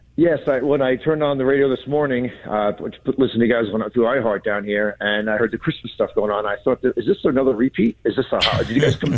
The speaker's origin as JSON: {"language": "English", "region": "New York", "country": "United States", "moved": "yes", "lives_now": "Newport, United States", "said": "I was originally from New York"}